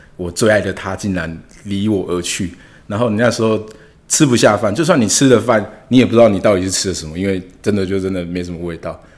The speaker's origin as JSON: {"language": "Chinese", "town": "Hualien City", "region": "Hualien County", "country": "Taiwan", "said": "我是花莲人，花莲"}